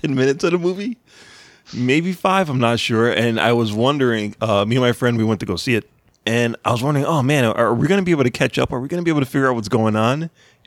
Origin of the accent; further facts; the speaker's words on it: Chicago, Illinois, United States; now in New England, United States; I grew up in Chicago